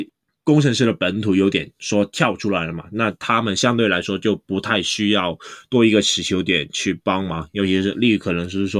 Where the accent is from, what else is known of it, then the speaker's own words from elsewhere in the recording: Hong Kong; 虽然我们香港这边跟你们讲，感觉好像有点没有那么配